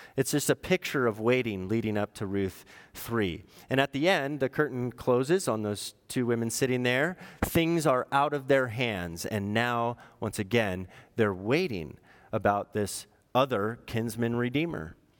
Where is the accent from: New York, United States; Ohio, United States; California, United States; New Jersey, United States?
California, United States; Orange County; I'm from Orange County.